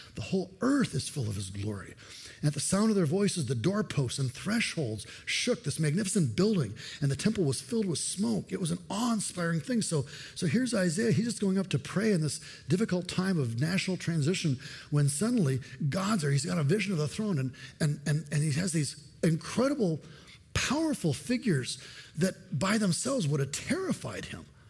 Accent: United States; I'm an American, but I'm a foreigner in this country

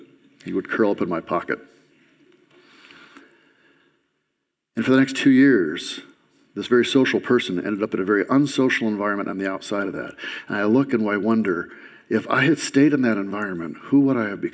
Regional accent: Lansing, Michigan, United States; also born or lived in Grass Lake, Michigan; When I was a kid, I grew up in Lansing, and for the first 10 years of my life, I was in an environment that was perfect in many ways.

